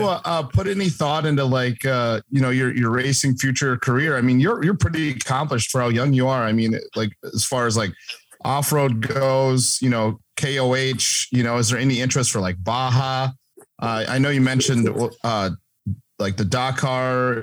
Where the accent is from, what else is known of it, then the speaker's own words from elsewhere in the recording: Crandon, Wisconsin, United States; I'm from Crandon